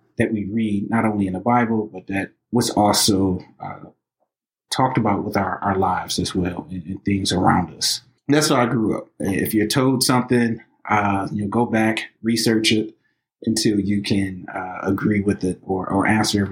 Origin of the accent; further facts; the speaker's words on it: Highland Park, Michigan, United States; also born or lived in Detroit, Michigan; born and raised in Highland Park, you know, also, you know, raised in the city of Detroit